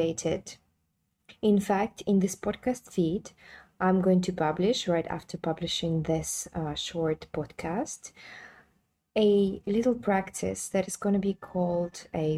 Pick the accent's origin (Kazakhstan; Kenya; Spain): Kazakhstan; now in London, United Kingdom; I'm coming from Kazakhstan, right? So it's a post-Soviet mentality and majority Muslim environment where we don't talk about sex. But then I live in London